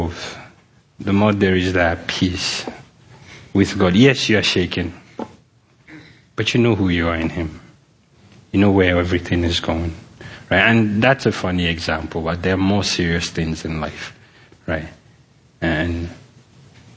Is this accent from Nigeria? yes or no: yes; Nigeria; moved away; I'm from Nigeria